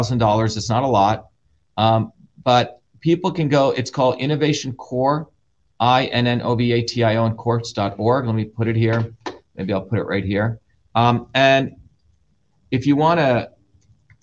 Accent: New Jersey, United States; also born or lived in India; I grew up in New Jersey.

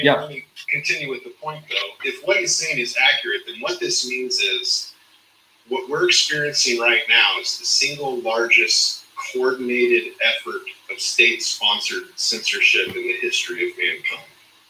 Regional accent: Missouri, United States; I'm from Missouri, so I have a bit of a show me attitude.

